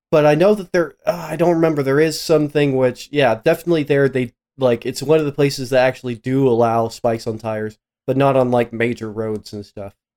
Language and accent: English; Midwest, United States; I grew up in the Midwest